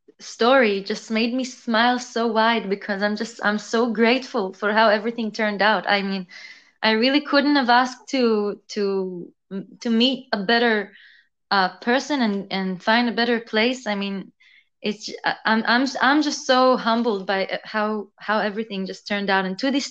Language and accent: English; Israel; accent: mix of everything, mostly Israeli; also born or lived in San Francisco, United States / Melbourne, Australia; So I was born in San Francisco. And then when I was two, I moved to Israel. And when I was 10, I moved to Melbourne, Australia. And then when I was 16, I moved to Israel again.